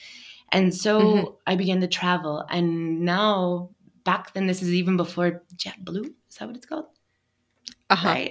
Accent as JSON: {"language": "English", "town": "Everett", "region": "Washington", "country": "United States", "tie": "born or raised there", "moved": "as an adult", "lives_now": "Peru", "said": "I'm originally from the Northwest"}